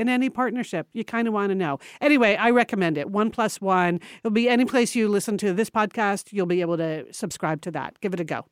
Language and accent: English; Connecticut, United States; moved away; we were born and raised in Connecticut.